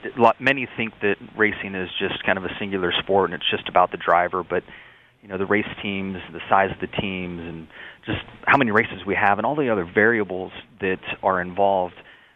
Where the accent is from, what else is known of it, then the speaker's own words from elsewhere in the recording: San Diego, California, United States; I had very humble beginnings growing up in the San Diego area, with my mom as a school bus driver and my dad as a heavy equipment operator.